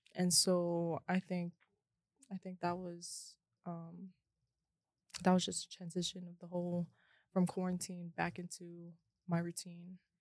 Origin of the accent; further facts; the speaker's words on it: Hawaii, United States; now in Las Vegas, United States; I'm from Hawaii, Ever Beach